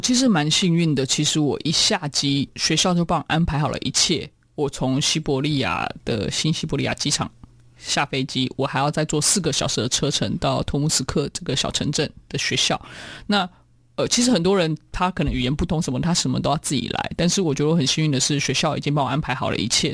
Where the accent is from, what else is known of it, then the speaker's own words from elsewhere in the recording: Taiwan; moved away as an adult; also born or lived in Siberia, Russia; 我是来自台湾的